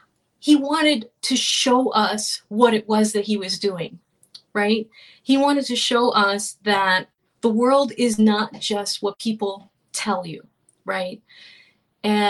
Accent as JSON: {"language": "English", "region": "Florida", "country": "United States", "tie": "born or raised there", "said": "We grew up in Florida."}